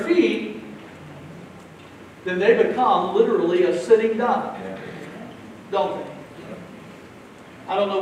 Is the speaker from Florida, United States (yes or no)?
yes; Jacksonville, Florida, United States; I grew up here in Florida, not far from this very spot, in Jacksonville